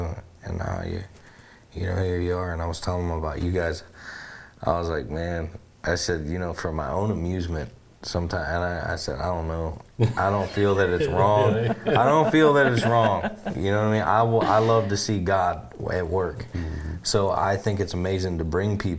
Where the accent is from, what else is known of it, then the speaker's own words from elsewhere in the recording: United States; I'm from the United States